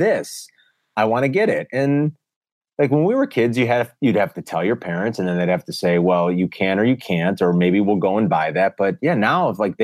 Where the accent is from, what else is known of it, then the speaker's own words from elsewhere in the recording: Chicago, Illinois, United States; I grew up here, born and raised in Chicago, never left